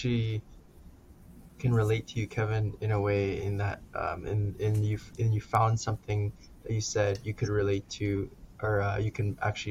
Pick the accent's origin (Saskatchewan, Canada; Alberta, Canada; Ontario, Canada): Alberta, Canada; Calgary; I grew up in Calgary, regular life